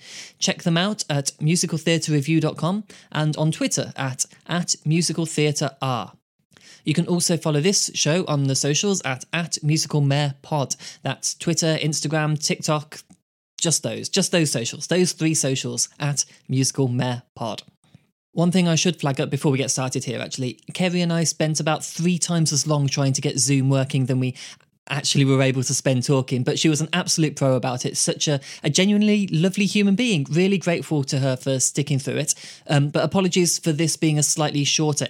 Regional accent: Birmingham, West Midlands, United Kingdom; Birmingham Town Hall, my hometown

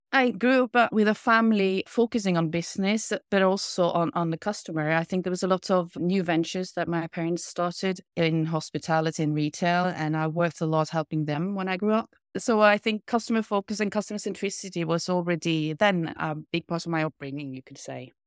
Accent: Kristiansund, Møre og Romsdal, Norway; moved away; also born or lived in Italy; I grew up in Kristiansund, a small town situated on three islands out on the west coast.

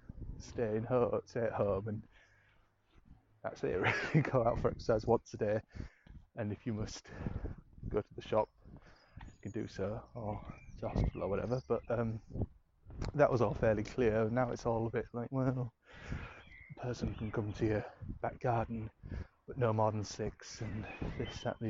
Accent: Scarborough, Yorkshire and the Humber, United Kingdom; moved away as an adult; now in London, United Kingdom; I learned to drive in my hometown in Scarborough

